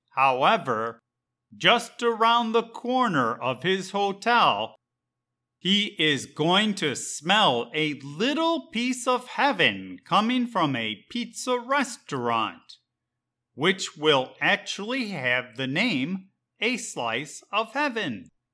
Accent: Chicago, Illinois, United States; moved away as an adult; now in Puerto Rico; I was born and raised in Chicago, Illinois

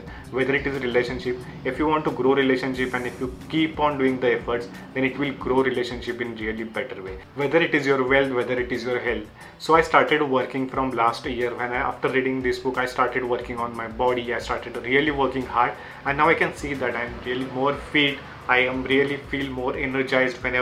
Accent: Marathi, Maharashtra, India; English is a second language; my English is not that good because I am from the Marathi background

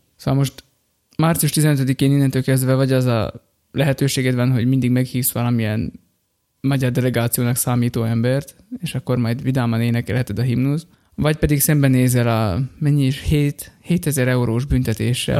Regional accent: Slovakia; Ugye felvidékiek vagyunk, magyarok vagyunk

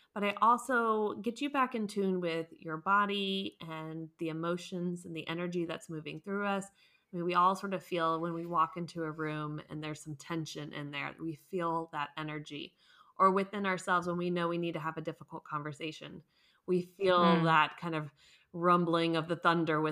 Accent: United States; moved away as an adult; now in Munich, Germany; I'm American, but I live in Munich, Germany

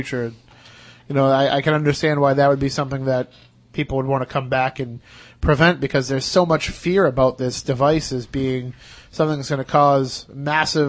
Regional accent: Wareham, Massachusetts, United States; we're all from Wareham

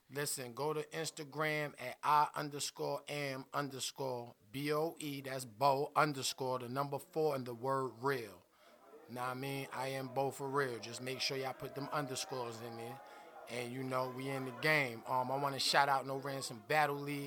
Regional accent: New York City, New York, United States; I'm from Brooklyn

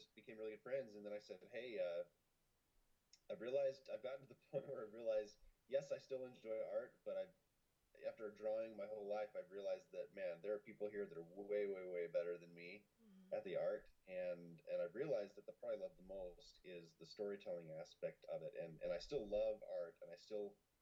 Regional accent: Salt Lake City, Utah, United States; I grew up in Salt Lake City, Utah, mostly

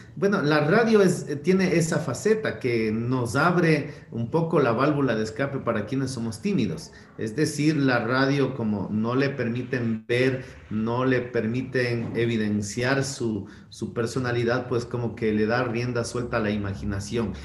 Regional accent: Quito, Pichincha, Ecuador; yo ni siquiera nací en Quito, pero de muy niño vine a esta ciudad

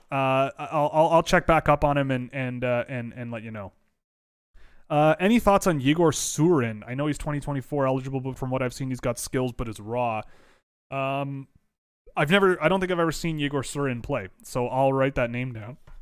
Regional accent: Canada; I'm Canadian

